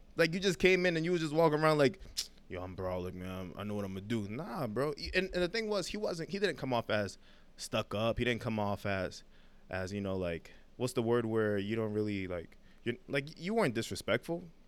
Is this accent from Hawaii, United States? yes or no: no; New York City, New York, United States; now in Manhattan, United States; my whole life I grew up in Brooklyn, uh, Crown Heights